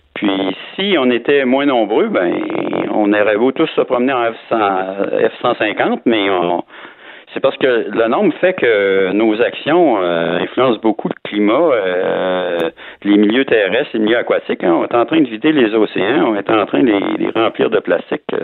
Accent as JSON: {"language": "French", "town": "Quebec City", "region": "Quebec", "country": "Canada", "said": "je suis de Québec, là, dans le soleil ce matin"}